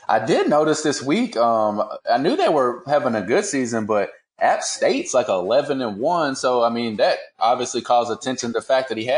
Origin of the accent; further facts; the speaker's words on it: Louisville, Kentucky, United States; I was born and raised in Louisville